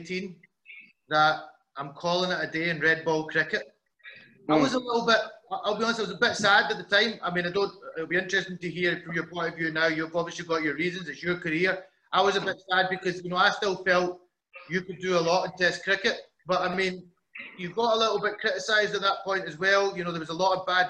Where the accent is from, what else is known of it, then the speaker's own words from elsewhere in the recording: Scotland, United Kingdom; being Scottish.